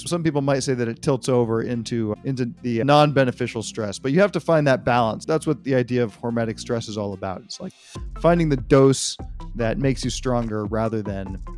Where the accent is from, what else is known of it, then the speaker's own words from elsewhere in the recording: Marin County, Northern California, United States; also born or lived in Berkeley, California; I'm a Californian and a Northern Californian by birth. I was born within a 15-mile radius of where I am now in Berkeley. I was born in Marin County